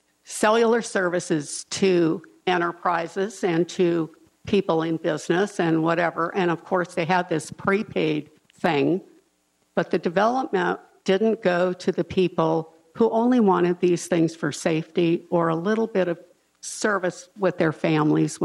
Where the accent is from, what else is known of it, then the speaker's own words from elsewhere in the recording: Los Angeles, California, United States; I grew up in South Central